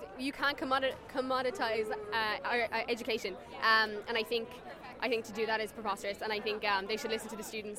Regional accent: Cork, Munster, Ireland; I'm from Cork

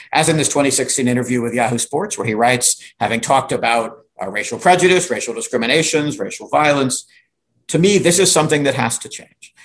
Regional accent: Virginia, United States; I grew up in Virginia

